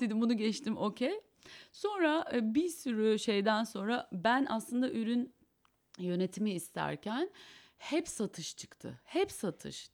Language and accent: Turkish; Kayseri Province, Turkey; also born or lived in Eskişehir; now in Istanbul, Turkey; ben Kayseriliyim